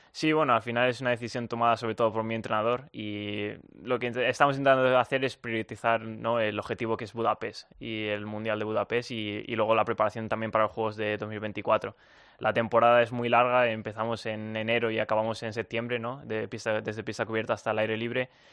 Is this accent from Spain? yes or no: yes; Spain; moved away as an adult; now in United States; yo soy español